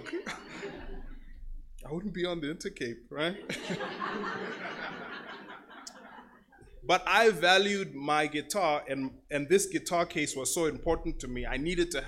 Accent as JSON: {"language": "English", "country": "Namibia", "said": "I'm from Namibia."}